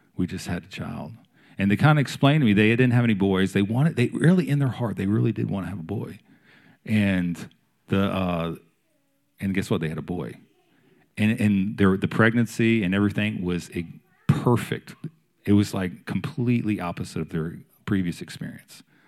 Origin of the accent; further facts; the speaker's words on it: Maryland, United States; moved away as an adult; now in Wilmington, United States; I'm from Maryland, and my wife's from Pennsylvania, so we're not, we're not native Southerners.